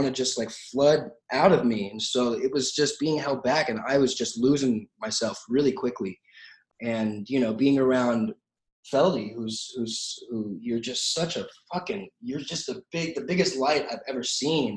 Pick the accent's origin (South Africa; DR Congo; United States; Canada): United States; Santa Clarita, California; I grew up in Santa Clarita, which is a small town.